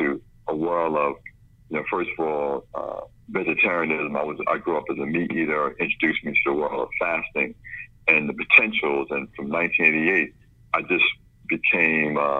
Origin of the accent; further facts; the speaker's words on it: New York City, New York, United States; also born or lived in Brooklyn; I grew up in the South Bronx, born in Brooklyn